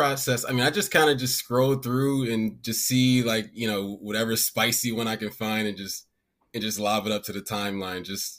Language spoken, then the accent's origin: English; Maryland, United States; I'm from Maryland.